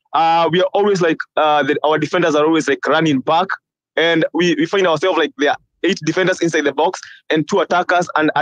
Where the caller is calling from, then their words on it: Seattle, Washington, United States; I'm from Seattle.